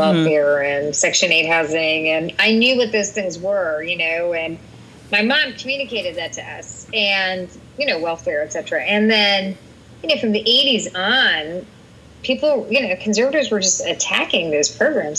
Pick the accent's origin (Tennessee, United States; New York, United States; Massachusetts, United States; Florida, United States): Massachusetts, United States; Bedford; I grew up in Bedford, which was a very middle class town